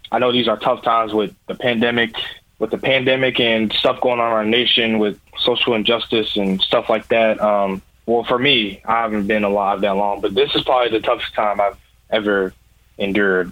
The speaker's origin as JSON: {"language": "English", "town": "Louisville", "region": "Kentucky", "country": "United States", "tie": "born or raised there", "said": "I'm from Louisville, Kentucky. I graduated from Ballard High School. Um, I lived in Louisville all my life."}